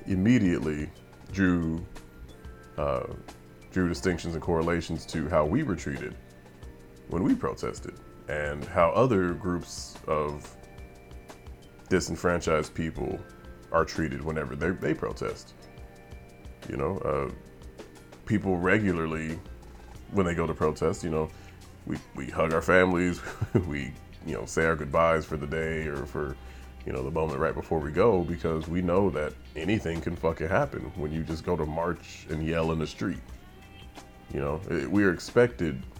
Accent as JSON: {"language": "English", "country": "United States", "said": "that is our right as American citizens. That is our right as American people"}